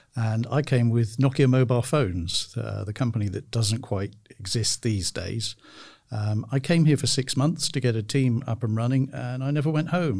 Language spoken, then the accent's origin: English; United Kingdom; moved away as an adult; now in Tampere, Finland; I'm from the United Kingdom.